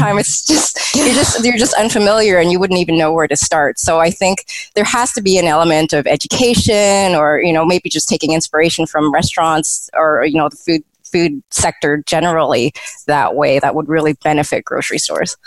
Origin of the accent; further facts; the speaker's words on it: Canada; a second generation Canadian who was born and raised in Canada